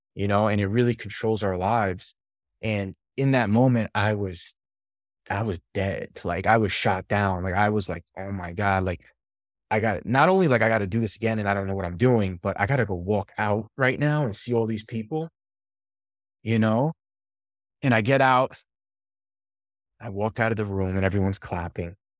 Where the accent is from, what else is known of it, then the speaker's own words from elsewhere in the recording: New York, United States; moved away; also born or lived in Albany, New York / Los Angeles area; born and raised in New York